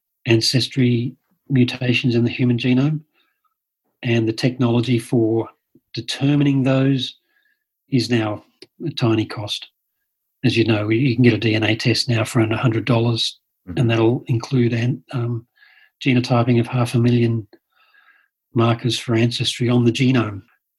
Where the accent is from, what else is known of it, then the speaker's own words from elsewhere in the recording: Sydney, New South Wales, Australia; Well, you see, in Australia, in Sydney, I grew up in Sydney, and there's Polynesian members of the church all around me.